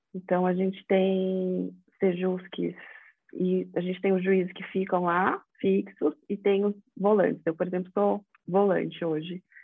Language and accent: Portuguese; São Paulo, Brazil; also born or lived in Rio de Janeiro; eu sou aqui de São Paulo, vim de novo para cá